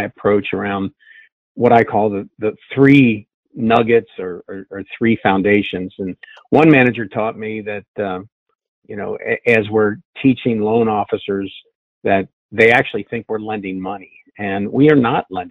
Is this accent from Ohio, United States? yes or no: yes; Cincinnati, Ohio, United States; I'm from Cincinnati